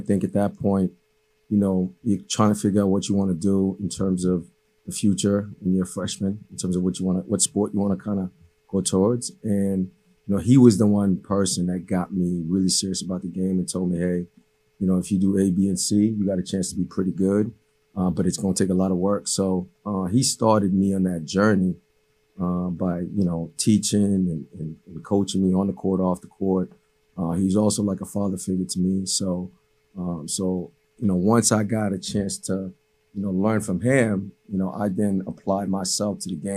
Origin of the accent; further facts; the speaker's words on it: Cambridge, Massachusetts, United States; first language Haitian Creole; English is a second language; also born or lived in Haiti / Medford, Massachusetts; I'm originally from Haiti. You know, I came here when I was 8 years old. My family, you know, we lived in Cambridge